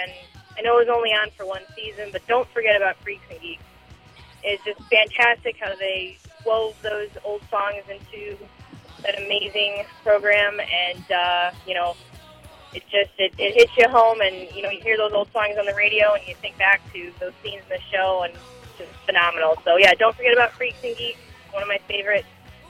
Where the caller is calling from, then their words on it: Chicago, Illinois, United States; I'm calling from Chicago, Illinois.